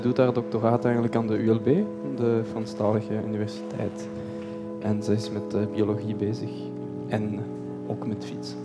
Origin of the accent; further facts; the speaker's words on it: Belgium; also born or lived in Tienen; Ik ben Belg